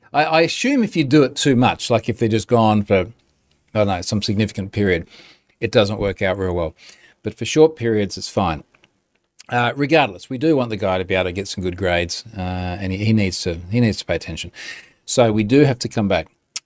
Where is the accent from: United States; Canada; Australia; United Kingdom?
Australia; So as my Aussie tourist ambassador responsibility. Yeah, come to Australia. It's awesome.